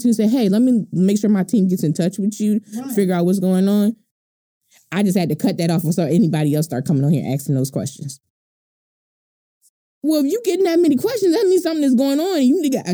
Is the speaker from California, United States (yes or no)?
no; Baltimore, Maryland, United States; I'm from Baltimore